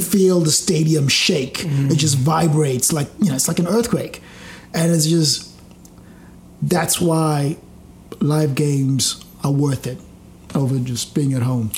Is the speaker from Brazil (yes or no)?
no; Zimbabwe; now in Australia; growing up in Zimbabwe